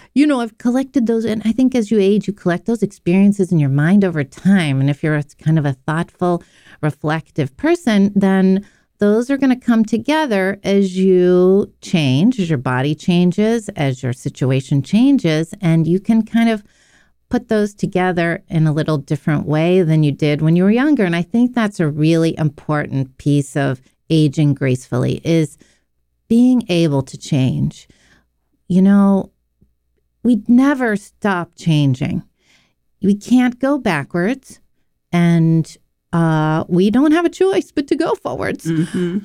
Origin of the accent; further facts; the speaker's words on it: Pittsburgh, Pennsylvania, United States; I was born in Pittsburgh